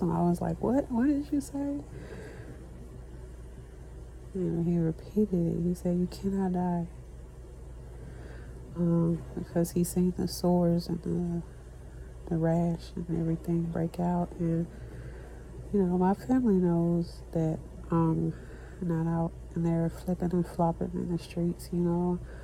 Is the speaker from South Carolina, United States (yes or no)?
no; Texas, United States; I'm from Texas